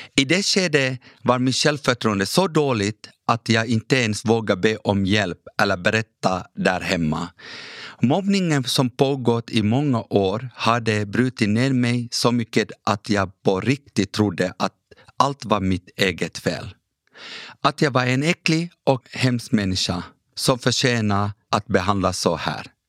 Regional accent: Ekenäs, Uusimaa, Finland; first language Kurdish; Swedish is a second language; also born or lived in Iraqi Kurdistan / Turkey; Fem år senare kom jag som flykting till Ekenäs och fick växa upp som finlandssvensk

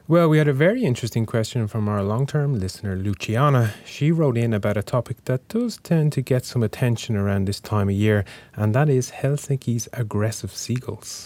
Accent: Ireland; now in Finland

